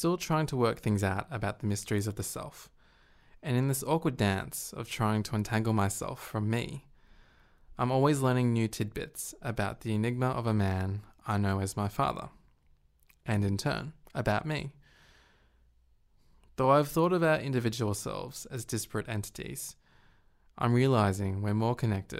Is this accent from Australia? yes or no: yes; Australia; I'm an Australian guy who happens to have Asian heritage, Hong Konger